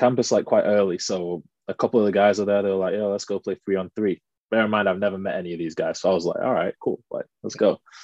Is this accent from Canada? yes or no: no; Manchester, North West England, United Kingdom; moved away as an adult; also born or lived in United States / Spain; now in Leicester, United Kingdom; originally I'm from Manchester. Grew up there my whole life, really.